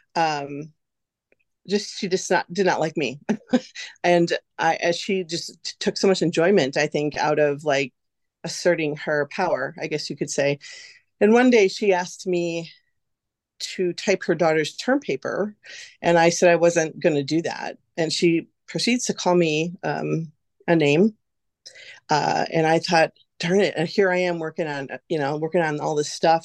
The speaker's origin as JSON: {"language": "English", "town": "West Bend", "region": "Wisconsin", "country": "United States", "tie": "born or raised there", "also_born_or_lived": "Oshkosh, Wisconsin", "said": "I was born and raised in West Bend here"}